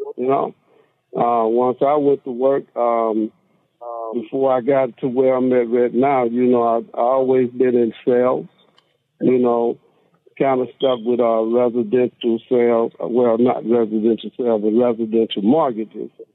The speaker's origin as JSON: {"language": "English", "town": "Monroe", "region": "Louisiana", "country": "United States", "tie": "born or raised there", "said": "I'm from Monroe, Louisiana hometown. Uh, grew up same neighborhood, same school"}